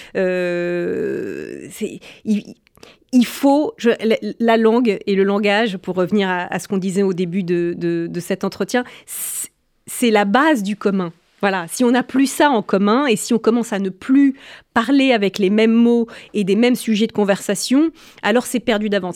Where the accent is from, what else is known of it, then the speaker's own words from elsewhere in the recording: France; en tant que Française